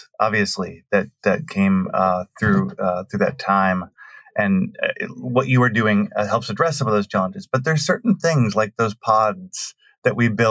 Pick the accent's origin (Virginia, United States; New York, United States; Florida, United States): New York, United States; Western; moved away; I'm originally from Western New York, right on the border